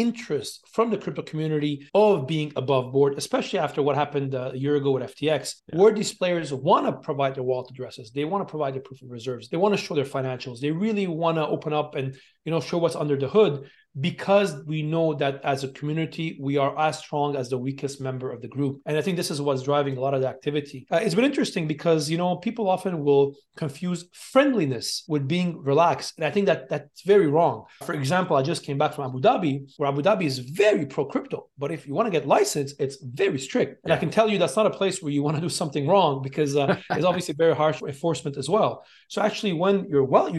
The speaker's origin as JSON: {"language": "English", "town": "Montreal", "region": "Quebec", "country": "Canada", "tie": "born or raised there", "also_born_or_lived": "China / Hong Kong", "moved": "as an adult", "lives_now": "Dubai, United Arab Emirates", "said": "I'm originally from Montreal, Armenian background, born and raised in Montreal in Canada, then went to China and then Hong Kong"}